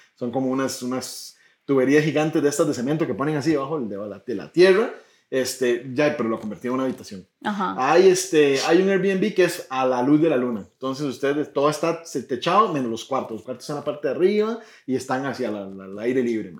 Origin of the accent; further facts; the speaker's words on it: Puntarenas, Costa Rica; yo soy de Punta Arenas